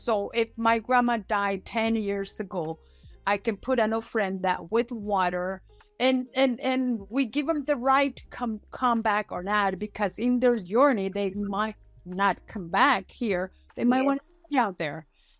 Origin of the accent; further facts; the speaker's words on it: Mexico; born there; I was born in Mexico, so I kind of know a little bit of both cultures.